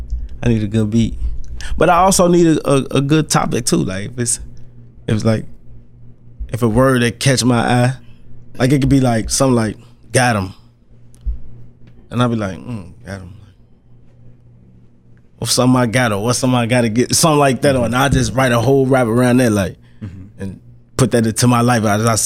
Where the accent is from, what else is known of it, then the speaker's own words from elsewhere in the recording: Monroe, United States; I'm from the hood. I'm from Monroe, man. I'm this block. Mm-hmm. And I did this for the people I grew up with.